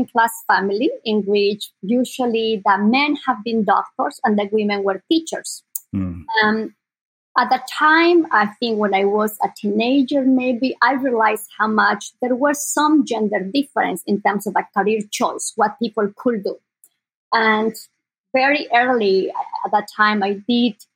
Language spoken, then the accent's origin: English; Sucre, Chuquisaca, Bolivia; English is a second language; moved away as an adult; now in Bay Area, United States; I was born in South America, in Bolivia, and I was born in the capital of Bolivia. It's a small city called Sucre.